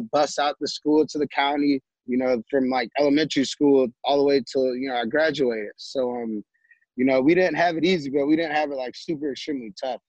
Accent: St. Louis, Missouri, United States; St. Louis. You know, grew up in Missouri. I grew up here.

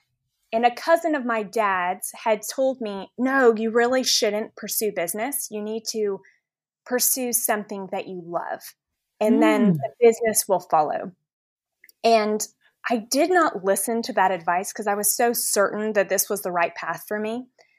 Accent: Dallas, Texas, United States; also born or lived in Washington, D.C.; I was born in Washington, D.C., and thankfully we were able to move to some pretty wonderful cities. And we settled in Dallas when I was in middle school.

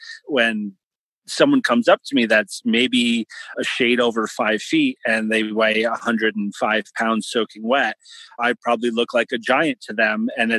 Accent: United States

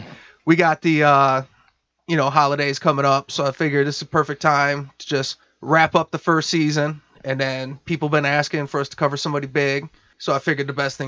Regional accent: Detroit, Michigan, United States; we're from Detroit, which is the Midwest

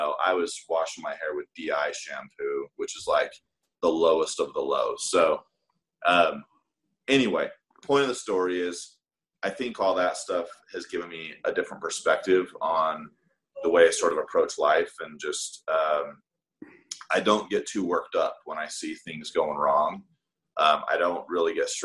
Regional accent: Salt Lake City, Utah, United States; in Salt Lake, you know, I grew up in the Mormon church

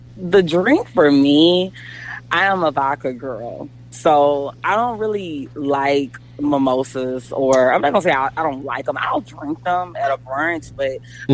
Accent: Jonesville, Louisiana, United States; now in Frisco, United States; I'm from Jonesville, Louisiana

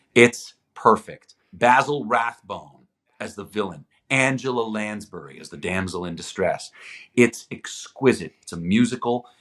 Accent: Toronto, Ontario, Canada; first language Greek; English is a second language; also born or lived in Greece; I was I was uh, born in Toronto, but I spent uh, much of my life living in Greece, like probably six months a year until I was about eighteen

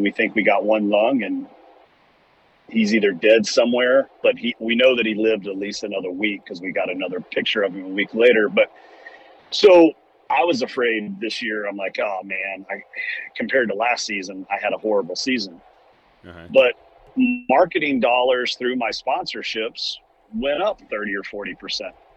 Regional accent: Central Kentucky, United States; growing up in Central Kentucky, my dad was a successful business owner

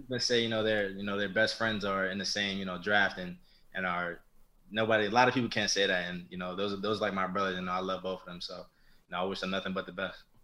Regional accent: New York, United States; I was from New York.

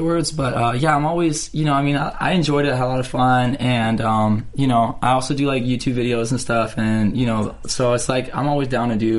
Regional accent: Canada; moved away; I was born in Canada, originally

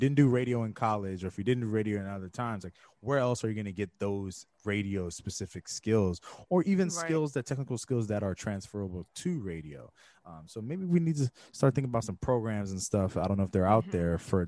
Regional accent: West Coast, United States; I'm from the West

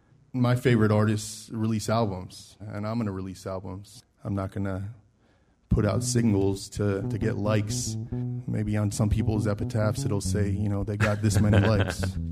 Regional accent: Maryland, United States; moved away as an adult; also born or lived in Frederick, Maryland; now in Nashville, United States; So I grew up in Maryland, in a place that had no music scene, basically.

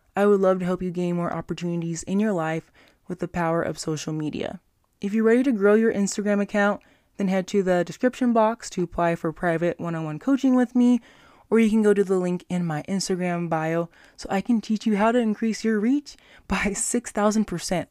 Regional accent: Las Vegas, Nevada, United States; my hometown, Las Vegas, Nevada

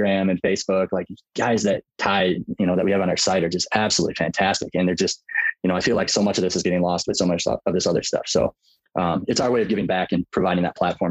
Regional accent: Michigan, United States; also born or lived in Colorado; now in Minnesota, United States; born and raised in Michigan, traveled around, ended up in Minnesota now

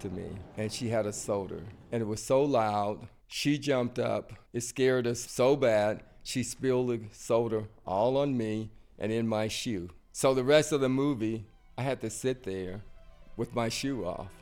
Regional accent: outside Tuscaloosa, Alabama, United States; I was born outside of Tuscaloosa. a little town called Machaway, Alabama. It's a country town, basically in the woods.

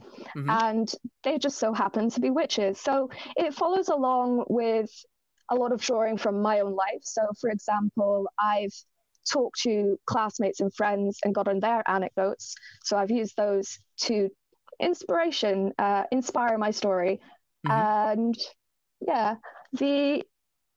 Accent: Ireland; I am Irish, so I was raised Roman Catholic.

